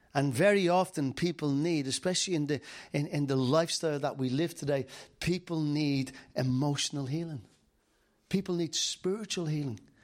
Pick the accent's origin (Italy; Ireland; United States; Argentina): Ireland; Dublin, Leinster; I'm from Dublin